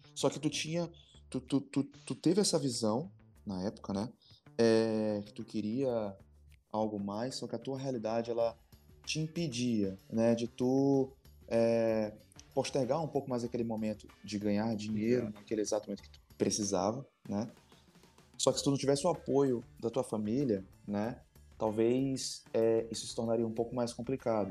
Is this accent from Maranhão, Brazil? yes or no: yes; Maranhão, Brazil; nós, como maranhenses